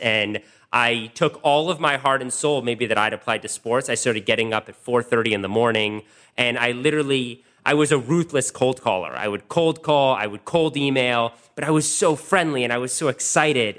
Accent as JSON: {"language": "English", "town": "Washington", "region": "District of Columbia", "country": "United States", "tie": "born or raised there", "also_born_or_lived": "Wisconsin", "said": "I grew up in Washington, D C, literally in the city."}